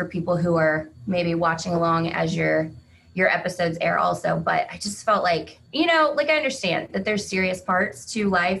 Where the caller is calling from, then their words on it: Iola, Kansas, United States; I'm joining you from Iola, Kansas.